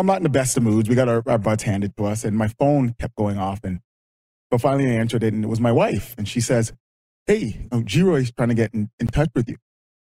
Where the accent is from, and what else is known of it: London, Ontario, Canada; born or raised there; also born or lived in Jamaica